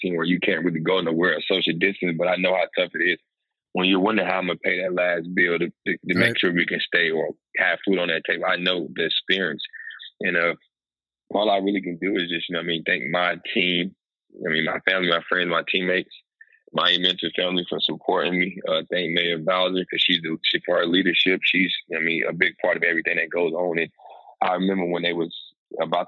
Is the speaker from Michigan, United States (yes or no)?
no; Raleigh, North Carolina, United States; moved away as an adult; now in Washington, DC, United States; North Carolina in my hometown in Raleigh